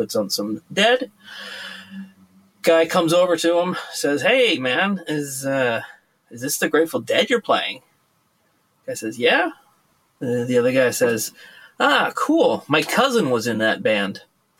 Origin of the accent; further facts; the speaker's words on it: United States; moved away as an adult; now in Norway; I'm an American that's lived in Norway for the last 24 years, and I live in an area where very few people know